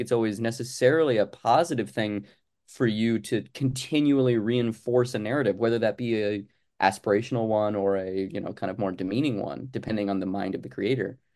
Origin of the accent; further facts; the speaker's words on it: Arizona, United States; moved away as an adult; now in Los Angeles, United States; I am originally from Arizona, uh, and then I'm, I've lived in Los Angeles now for probably about, oh God, eight, ten